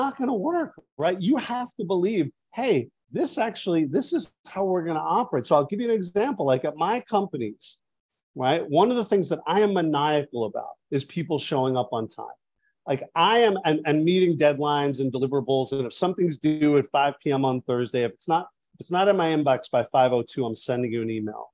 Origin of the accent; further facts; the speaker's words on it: New York, United States; I'm a New Yorker too